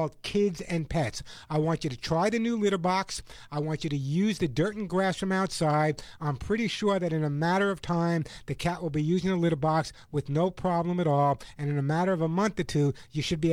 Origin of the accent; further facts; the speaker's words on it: New York, United States; also born or lived in Sedona, Arizona; now in Southern California, United States; my home state of New York.